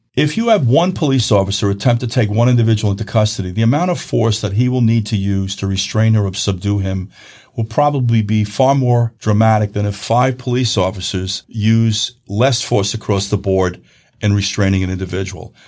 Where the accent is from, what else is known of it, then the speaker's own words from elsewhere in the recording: New York, United States; where I'm from in New York in the Northeast